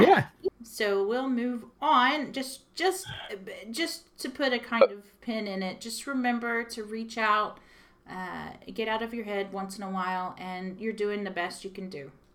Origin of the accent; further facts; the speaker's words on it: Texas, United States; accent: Texan; now in Belfast, United Kingdom; I'm from Texas and to get anywhere would take me four hours to drive